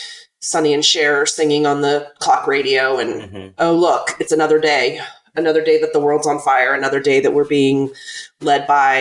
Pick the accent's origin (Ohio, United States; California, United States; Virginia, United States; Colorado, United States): Virginia, United States; Virginia's 10th district, United States; I was born and raised in Virginia's 10th district, which is adjacent to the district that Qasem is running to win this year.